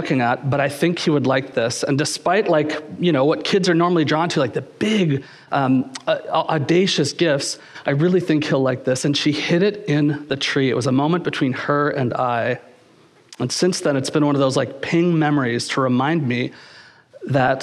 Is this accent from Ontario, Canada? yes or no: yes; Kingston, Ontario, Canada; I was just a kid growing up in Kingston, Ontario